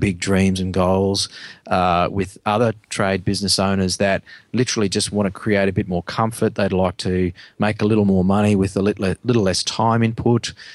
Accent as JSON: {"language": "English", "country": "Australia", "said": "as Aussie blokes"}